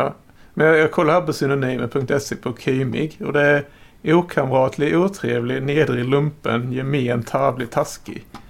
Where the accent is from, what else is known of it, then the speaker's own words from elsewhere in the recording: Skåne, Sweden; also born or lived in Blekinge; jag är faktiskt från Skåne